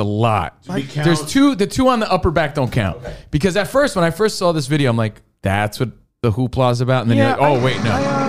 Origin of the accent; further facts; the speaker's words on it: United States; I'm also American.